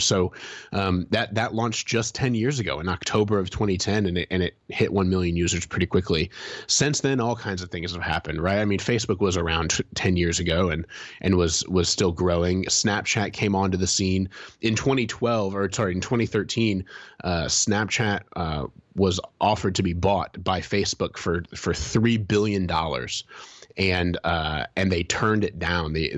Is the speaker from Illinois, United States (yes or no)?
no; Fort Wayne, Indiana, United States; downtown Fort Wayne, the town I grew up in Indiana